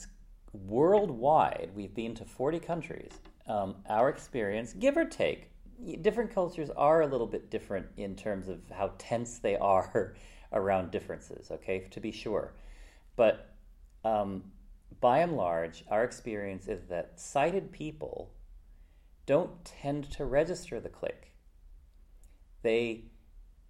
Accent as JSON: {"language": "English", "country": "United States", "tie": "born or raised there", "said": "So I grew up in America"}